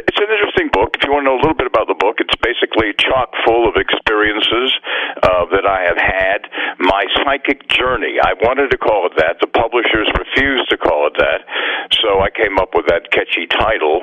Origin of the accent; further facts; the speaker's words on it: Virginia Beach, Virginia, United States; moved away as an adult; also born or lived in Boston; I was born in Virginia Beach